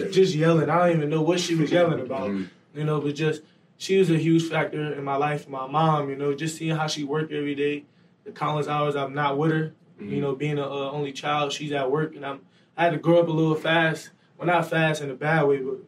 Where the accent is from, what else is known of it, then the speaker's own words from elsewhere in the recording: Detroit, Michigan, United States; moved away as an adult; now in State College, United States; Being in Detroit, being raised there, it's not safe, especially from the side of town I'm from